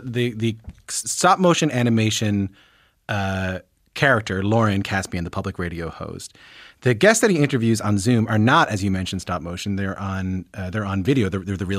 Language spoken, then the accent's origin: English; Newfoundland and Labrador, Canada; I'm from Newfoundland, so I have an accent